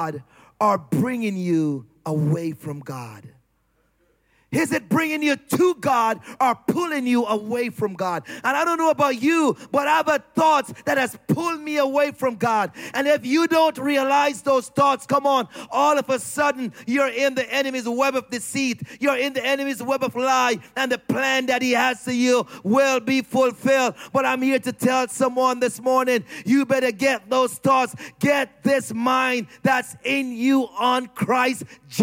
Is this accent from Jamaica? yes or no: yes; Jamaica; I'm Jamaican